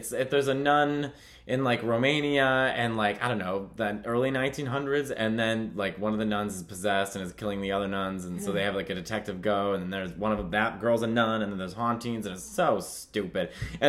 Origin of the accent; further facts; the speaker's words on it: Chicago, Illinois, United States; I'm from Chicago.